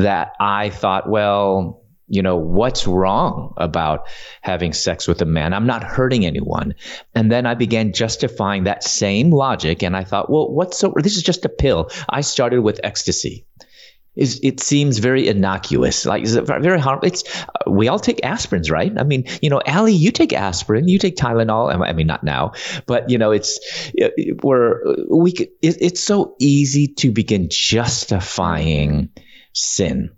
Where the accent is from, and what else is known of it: Chicago, Illinois, United States; moved away as an adult; also born or lived in Louisville, Kentucky / Atlanta